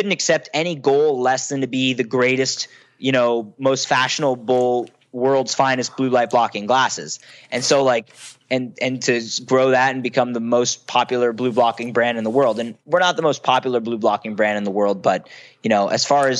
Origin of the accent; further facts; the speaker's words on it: Philadelphia, Pennsylvania, United States; I was from Philly. I wasn't from San Francisco